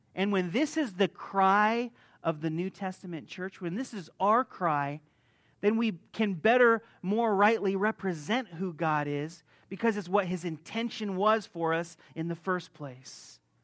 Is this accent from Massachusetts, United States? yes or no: no; Las Vegas, Nevada, United States; moved away as an adult; also born or lived in Hungary / Croatia; I'm originally from Las Vegas. I was born here.